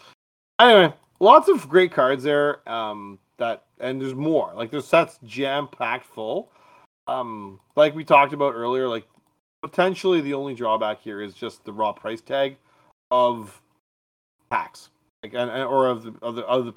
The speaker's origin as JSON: {"language": "English", "country": "Canada"}